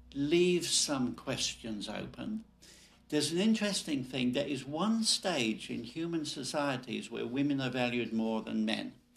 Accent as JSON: {"language": "English", "country": "Nigeria", "tie": "born or raised there", "said": "I was born in Nigeria, you know, a colony of the British Empire."}